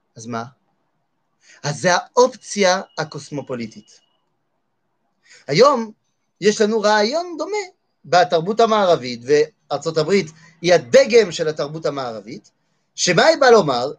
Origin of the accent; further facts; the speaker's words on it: France; moved away; אני גדלתי בצרפת.